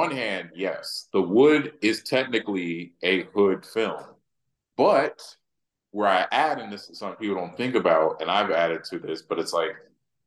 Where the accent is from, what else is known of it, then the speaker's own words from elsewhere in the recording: the South, United States; I'm also from the South, and so like all these I was raised in the South